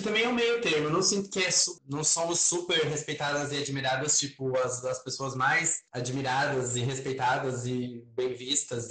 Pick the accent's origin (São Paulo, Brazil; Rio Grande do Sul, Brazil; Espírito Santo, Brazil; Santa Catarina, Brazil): Santa Catarina, Brazil; Santa Cecília; moved away as an adult; now in Florianópolis, Brazil; Eu vim do interior de Santa Catarina, né, da Serra Catarinense, uma cidade chamada Santa Cecília, fica perto de Lages, Curitibano, por ali.